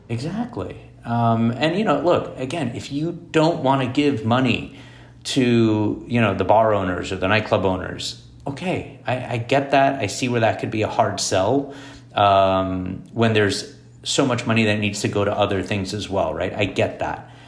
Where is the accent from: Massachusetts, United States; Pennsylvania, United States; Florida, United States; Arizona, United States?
Florida, United States; Miami; moved away as an adult; also born or lived in Boston; I grew up in Miami